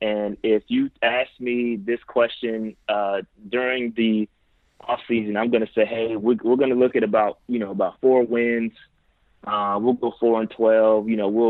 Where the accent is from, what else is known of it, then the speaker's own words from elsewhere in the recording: Fayetteville, North Carolina, United States; now in Charlotte, United States; So I'm originally from Fayetteville. I was born in Georgia, but we won't go that route. I call Fayetteville, North Carolina home.